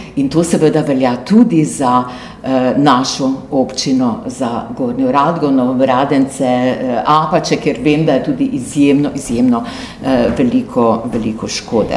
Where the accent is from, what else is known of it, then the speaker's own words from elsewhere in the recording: Slovenia; smo Slovenci